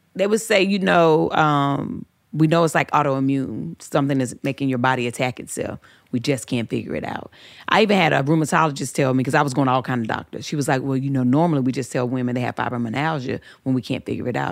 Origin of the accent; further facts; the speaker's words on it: the South, United States; I grew up in the South.